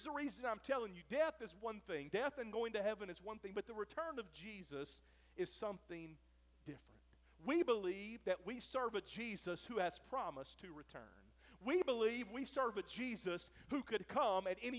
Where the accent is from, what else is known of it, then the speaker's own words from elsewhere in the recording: Mississippi, United States; moved away; When I was a kid growing up in Mississippi